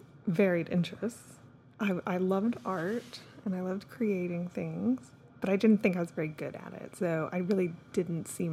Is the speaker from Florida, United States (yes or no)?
no; Austin, Texas, United States; we grew up in Austin